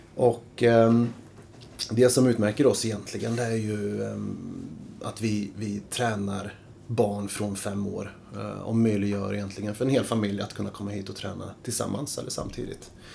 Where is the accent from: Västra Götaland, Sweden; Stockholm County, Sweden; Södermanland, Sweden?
Stockholm County, Sweden; Stockholm; jag är uppvuxen på Södermalm tillsammans med fyra syskon